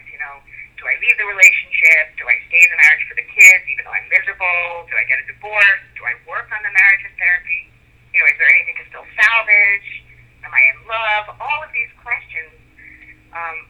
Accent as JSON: {"language": "English", "town": "New York City", "region": "New York", "country": "United States", "also_born_or_lived": "Long Island / Manhattan", "moved": "as an adult", "lives_now": "Delray Beach, United States", "said": "I'm originally from New York City, where I was trained and then licensed as a psychologist"}